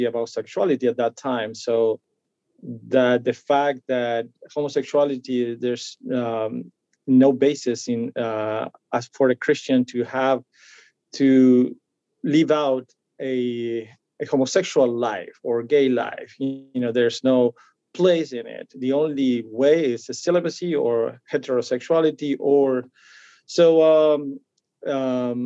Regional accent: Argentina; English is a second language; moved away as an adult; now in Orlando, United States; I was born and raised in Argentina. I moved here when I was 23

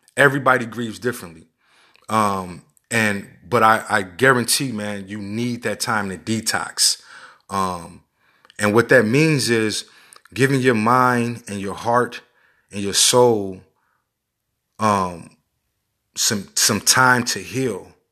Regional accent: Chicago, Illinois, United States; I'm born and raised in Chicago

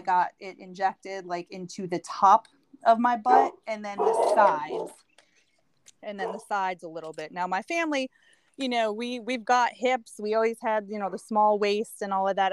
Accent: New York, United States; moved away; also born or lived in Connecticut; I grew up in New York

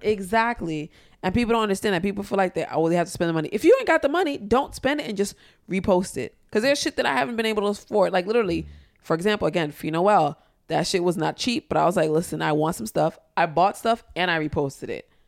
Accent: New York City, New York, United States; for me being a Haitian girl that was born and raised in Harlem during the crackhead era

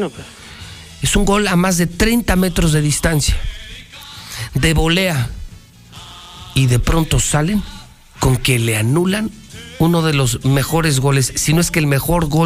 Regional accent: Mexico

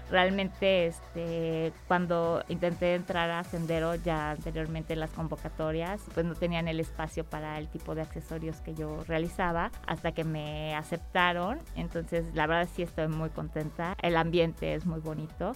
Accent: Mexico City, Mexico; moved away as an adult; now in Aguascalientes, Mexico; soy del Distrito Federal

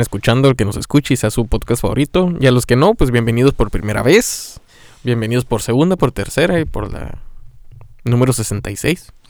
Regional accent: Mexico; siendo mexicano

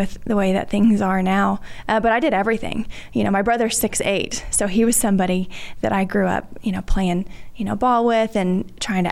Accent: Dallas, Texas, United States; grew up DFW area. My mom and dad had a small farm in the Metroplex

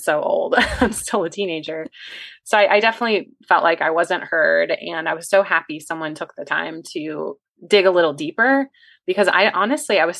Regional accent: West Virginia, United States; now in Virginia, United States; I'm from West Virginia originally

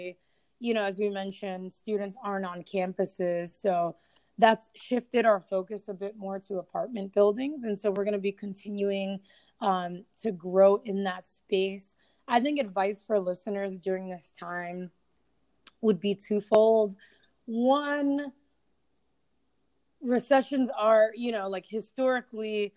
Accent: New York City, New York, United States; moved away; I'm originally from New York City when I moved here

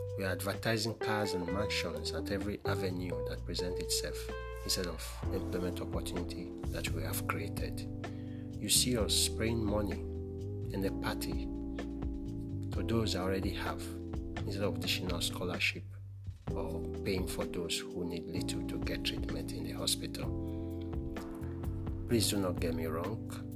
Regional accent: Nigeria

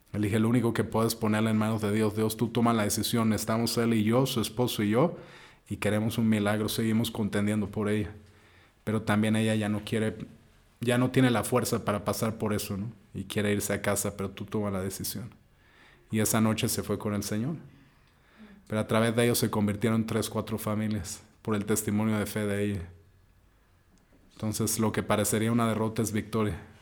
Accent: Mexico; donde crecimos como mexicanos la mayoría

